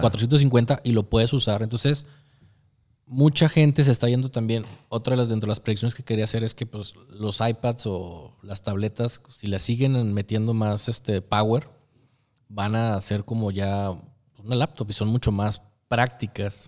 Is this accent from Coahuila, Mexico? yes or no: yes; Torreón, Coahuila, Mexico; Soy de Torreón